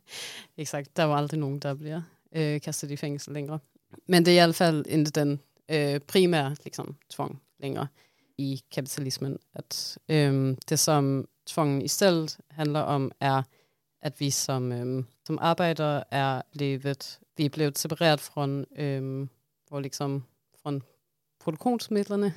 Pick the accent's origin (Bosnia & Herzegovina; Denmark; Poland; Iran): Denmark; accent: strong Danish accent; Swedish is a second language; moved away; jag är en dansk marxist